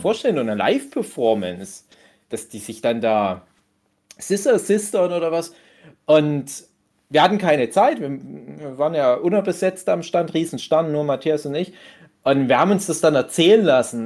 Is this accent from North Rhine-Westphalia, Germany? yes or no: yes; Dortmund area, North Rhine-Westphalia, Germany; Ich komme ja dort auch aus der Ecke.